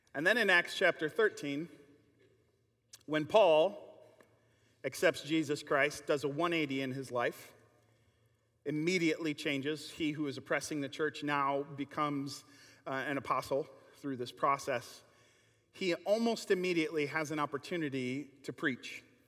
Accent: Kenosha, Wisconsin, United States; growing up in Kenosha

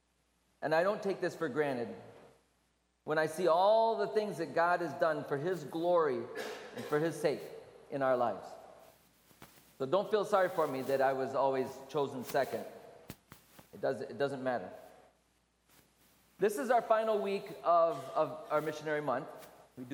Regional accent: Michigan, United States; I was raised in Michigan, so we had a lot of snow

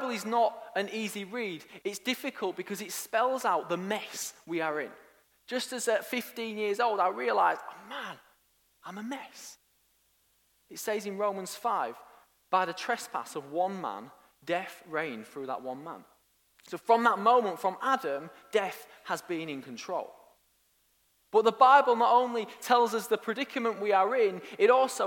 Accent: Hull, Yorkshire and the Humber, United Kingdom; born or raised there; also born or lived in York / Nottingham

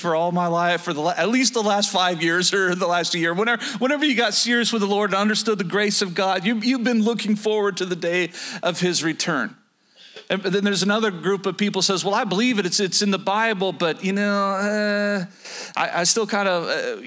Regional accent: Oklahoma, United States; moved away; Down south, where I was born and raised in Oklahoma

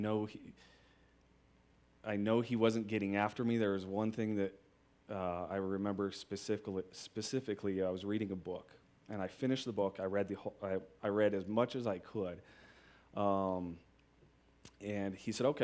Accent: Boulder, Colorado, United States; I've lived in Colorado my whole life. I was born in Boulder

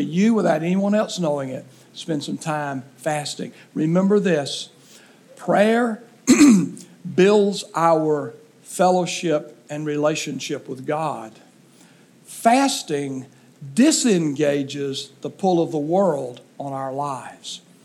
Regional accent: southeast Alabama, United States; growing up in southeast Alabama on a farm

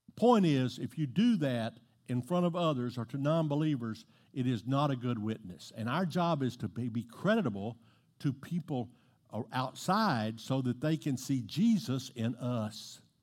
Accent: Southeast Texas, United States; I'm from Southeast Texas.

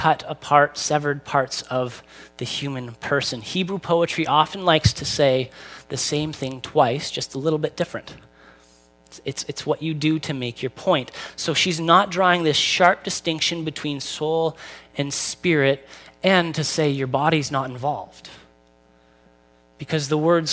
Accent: Newmarket, Ontario, Canada; I grew up in Newmarket

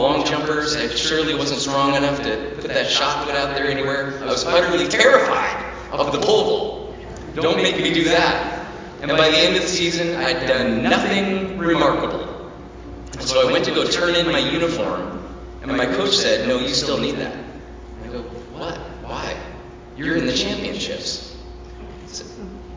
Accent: Lake Desire, Washington, United States; when I grew up out on Lake Desire

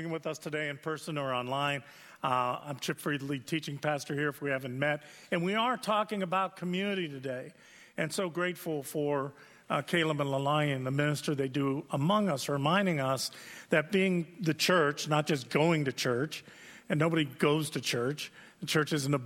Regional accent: United States; I'm an American.

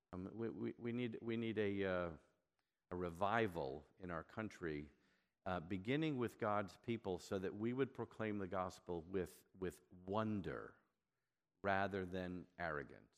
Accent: New York, United States; I'm from New York and I'm Jewish.

